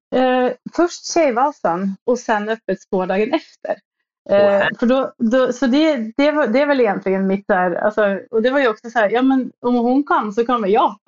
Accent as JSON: {"language": "Swedish", "country": "Norway", "tie": "born or raised there", "moved": "as an adult", "lives_now": "Stockholm, Sweden", "said": "jag kommer ju från Norge, så jag var väl på skidor från jag var tre"}